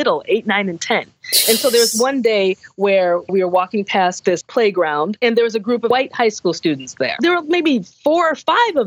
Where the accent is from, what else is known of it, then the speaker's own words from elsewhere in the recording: United States; being American, basically, racism in America, black in America